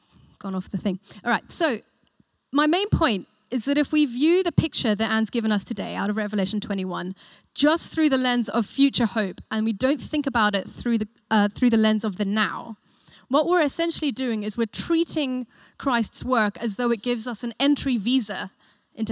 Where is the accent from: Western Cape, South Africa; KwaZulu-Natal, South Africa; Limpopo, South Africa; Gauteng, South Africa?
Gauteng, South Africa; Johannesburg; now in United Kingdom; My family's South African, and I was born in Joburg.